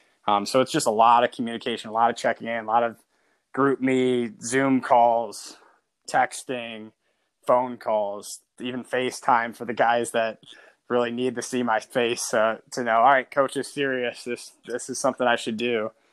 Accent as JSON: {"language": "English", "region": "Ohio", "country": "United States", "tie": "born or raised there", "said": "because I do think growing up in Northwest Ohio, like, you have a lot of those intangibles."}